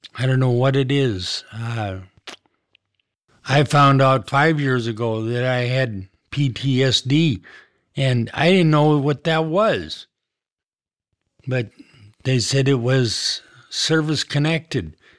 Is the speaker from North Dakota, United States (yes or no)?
yes; Kenmare, North Dakota, United States; I was born in Canmere, North Dakota. It's a small community northwest of Minot, about fifty miles. I grew up on a farm